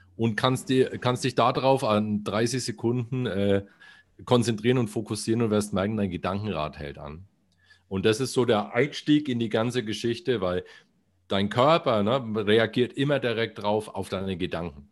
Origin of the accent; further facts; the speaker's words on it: Bamberg, Bavaria, Germany; accent: Franconian R; now in Bayreuth, Germany; weil das meine Heimatstadt